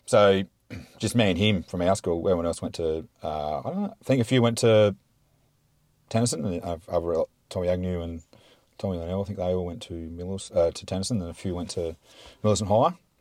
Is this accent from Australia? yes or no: yes; Mount Gambier, South Australia, Australia; also born or lived in Victoria, Australia / Tantanoola, South Australia; moved to Mount Gamburn when I was two, two and a half